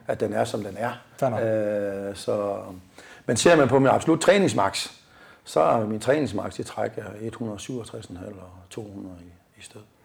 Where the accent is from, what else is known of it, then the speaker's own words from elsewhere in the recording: Hirtshals, North Denmark Region, Denmark; moved away as an adult; also born or lived in Aalborg; så kunne jeg så ikke opfylde mine egne ambitioner hjemme i Hirsas længere